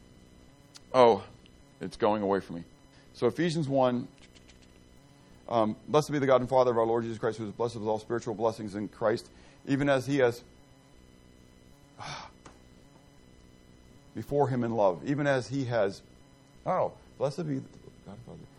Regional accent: Pittsburgh, Pennsylvania, United States; I grew up in the Italian section of town. Pittsburgh is very ethnic, okay? And I grew up in the Italian section of town.

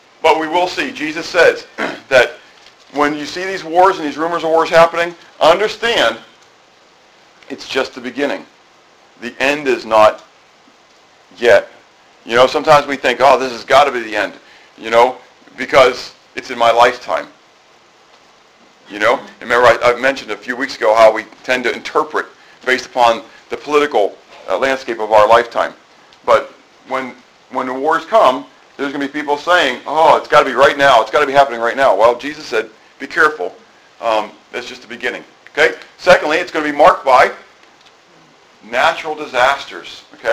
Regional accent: United States; as American Christians

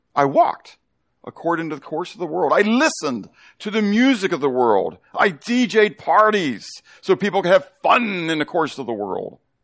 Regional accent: Pittsburgh, Pennsylvania, United States; growing up in Pittsburgh

